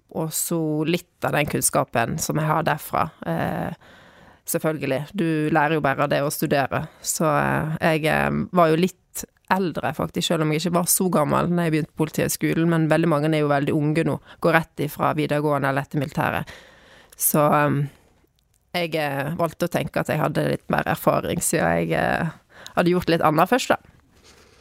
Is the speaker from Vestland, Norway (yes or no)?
yes; Bygstad, Vestland, Norway; moved away as an adult; also born or lived in Trondheim / Bergen; jeg er fra Bygstad. Og ehm, jeg flyttet hjem igjen for tre år siden, da.